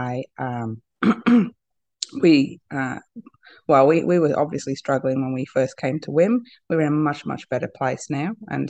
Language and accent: English; Australia; I am from Australia